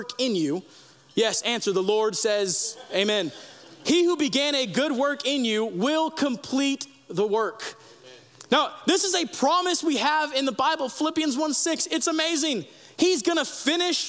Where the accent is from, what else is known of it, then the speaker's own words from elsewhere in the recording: United States; we as Americans